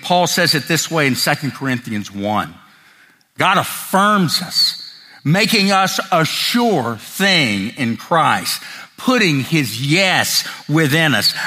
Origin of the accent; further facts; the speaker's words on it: Tennessee, United States; growing up in the South, particularly Tennessee